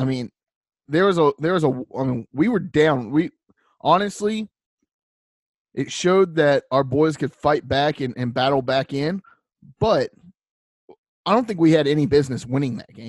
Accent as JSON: {"language": "English", "town": "Tinley Park", "region": "Illinois", "country": "United States", "said": "I'm from Tinley Park. The listeners don't know anything about that."}